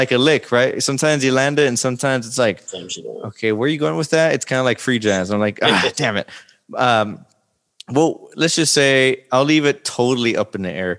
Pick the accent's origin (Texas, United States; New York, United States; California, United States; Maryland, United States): Texas, United States; Laredo; I'm from Laredo and the population of Laredo is, you know, I think it fluctuates between 80 to 90% of, you know, Mexican descent